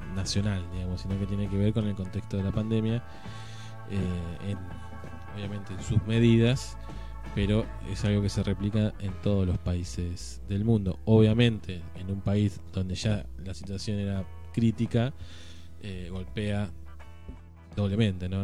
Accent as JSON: {"language": "Spanish", "country": "Argentina"}